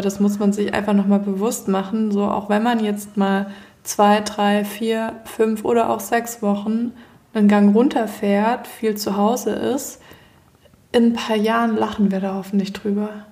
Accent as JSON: {"language": "German", "country": "Germany", "said": "wir als Deutsche"}